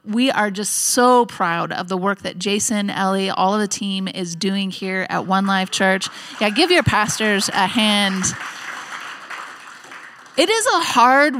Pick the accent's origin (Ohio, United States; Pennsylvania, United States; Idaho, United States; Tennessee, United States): Idaho, United States; Nampa; we're from the Nampa area